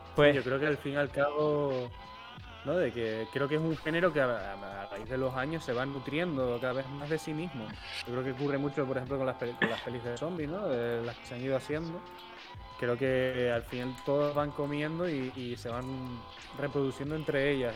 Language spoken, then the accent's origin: Spanish; Cuba; moved away; de pequeño en Cuba